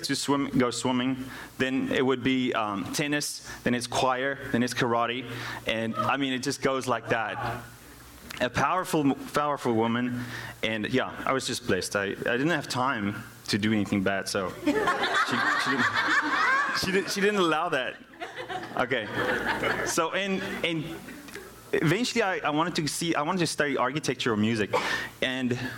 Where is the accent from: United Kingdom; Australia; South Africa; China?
South Africa; first language Afrikaans; English is a second language; now in United States; I am from South Africa.